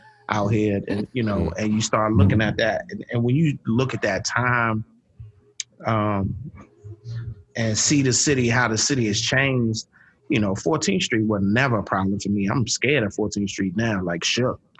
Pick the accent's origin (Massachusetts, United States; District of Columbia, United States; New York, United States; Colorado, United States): District of Columbia, United States; Washington; growing up in Washington, D.C.